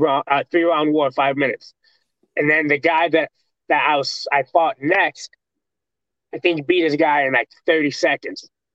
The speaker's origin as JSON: {"language": "English", "town": "Waterloo", "region": "Iowa", "country": "United States", "moved": "yes", "lives_now": "Des Moines, United States", "said": "I'm from Waterloo, Iowa, which is like 2 hours away from here."}